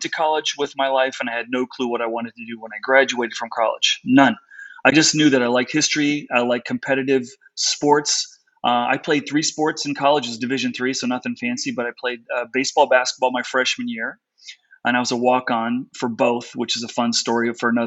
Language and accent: English; Connecticut, United States; also born or lived in South Africa; I grew up on the East Coast in Connecticut.